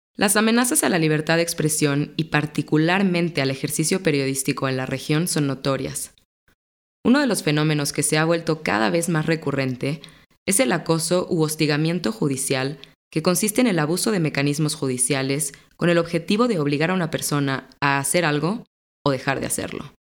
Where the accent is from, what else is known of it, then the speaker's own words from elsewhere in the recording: Mexico; soy periodista mexicana